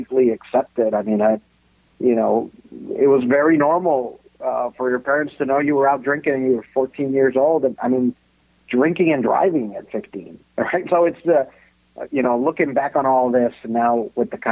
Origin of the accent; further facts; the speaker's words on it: Mexico; moved away; I grew up, I was born and raised in Mexico